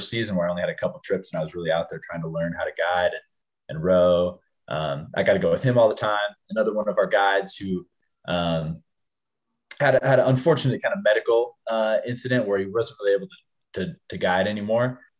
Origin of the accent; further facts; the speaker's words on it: Bozeman, Montana, United States; also born or lived in Ennis, Montana; I was born in uh, uh, Bozeman, Montana, but lived in Ennis. Um, in the summers in Bozeman, uh, growing up my whole life, uh, went to went to high school in Bozeman